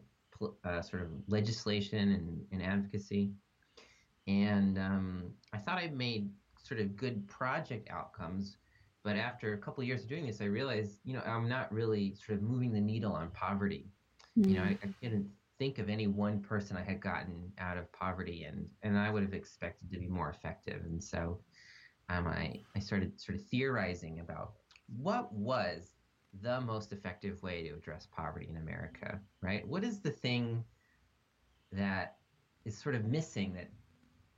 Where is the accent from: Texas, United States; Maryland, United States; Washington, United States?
Maryland, United States; Montgomery County; moved away as an adult; now in California, United States; I'm originally from the DC area. I grew up in Montgomery County.